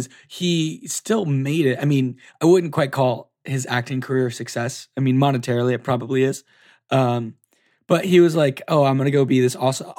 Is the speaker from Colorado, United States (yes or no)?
no; Florida, United States; I grew up in Florida.